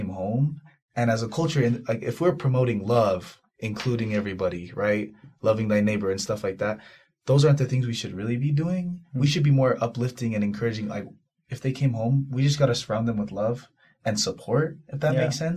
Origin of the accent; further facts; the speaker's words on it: Utah, United States; when I would serve my mission and they would ask where I'm from, I would say, oh, I'm from Utah